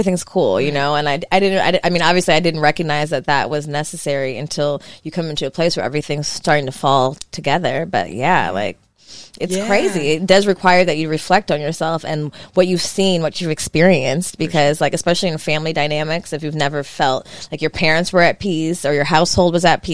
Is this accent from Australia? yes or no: no; the Valley, California, United States; I grew up in the Valley